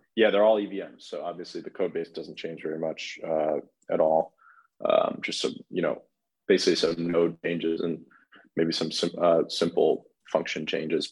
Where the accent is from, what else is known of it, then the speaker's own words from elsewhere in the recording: Chicago, Illinois, United States; I'm from Chicago